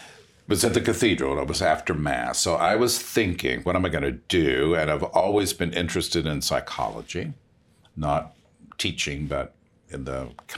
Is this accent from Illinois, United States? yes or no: yes; Chicago, Illinois, United States; He was working at the Central State Hospital, but I'm from Chicago.